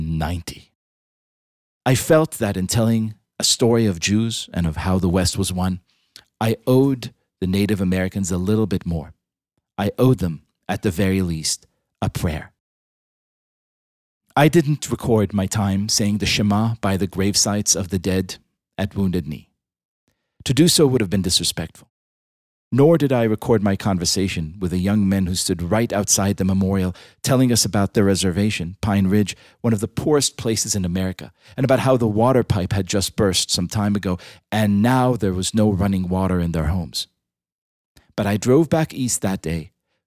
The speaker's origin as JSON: {"language": "English", "country": "Israel", "tie": "born or raised there", "moved": "yes", "said": "I was born in Israel, the indigenous homeland of the Jewish people."}